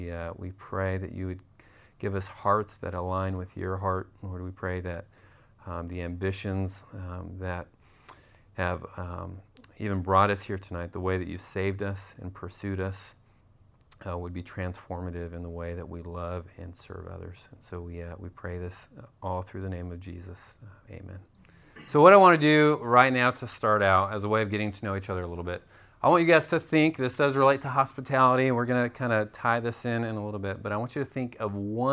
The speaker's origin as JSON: {"language": "English", "town": "Tucson", "region": "Arizona", "country": "United States", "moved": "as an adult", "said": "we are from Tucson, Arizona. We moved here last summer."}